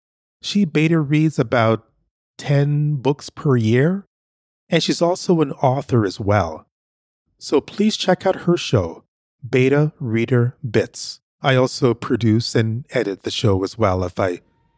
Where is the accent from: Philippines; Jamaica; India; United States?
Jamaica; now in Canada; I'm originally from Jamaica.